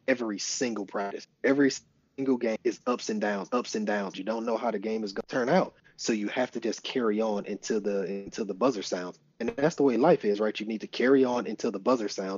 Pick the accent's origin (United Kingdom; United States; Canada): United States; Flint, Michigan; I'm from Flint, Michigan, and we only knew the schools that we could see